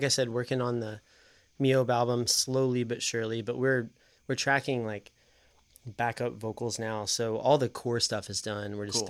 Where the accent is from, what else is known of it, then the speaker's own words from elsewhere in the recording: Knoxville, Tennessee, United States; I grew up in South Knoxville.